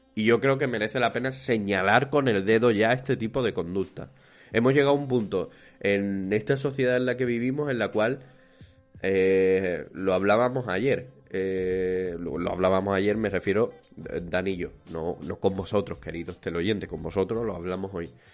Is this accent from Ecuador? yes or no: no; Spain; somos los españoles y especialmente los andaluces